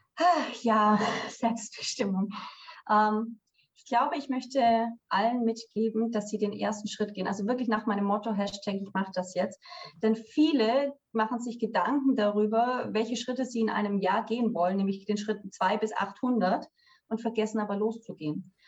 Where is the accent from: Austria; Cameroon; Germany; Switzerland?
Germany; Swabia; moved away as an adult; ich bin eine gebürtige Schwäbin